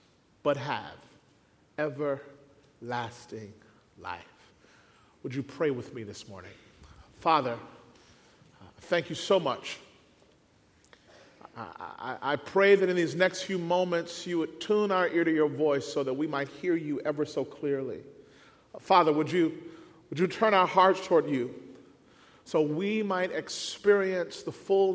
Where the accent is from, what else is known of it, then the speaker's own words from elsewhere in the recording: Mississippi, United States; moved away as an adult; now in Southern California, United States; We moved from Mississippi, there we both born and raised, out to California.